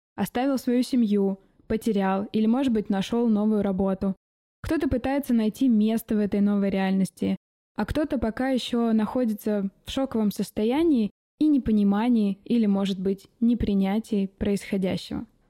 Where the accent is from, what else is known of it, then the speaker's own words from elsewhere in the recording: Omsk, Omsk Oblast, Russia; moved away as an adult; now in Czech Republic; Я родилась и выросла в Омске